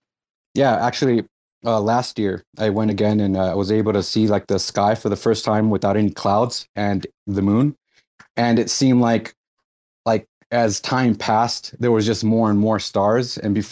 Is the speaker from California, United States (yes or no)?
yes; California, United States; Yes, so I'm Californian.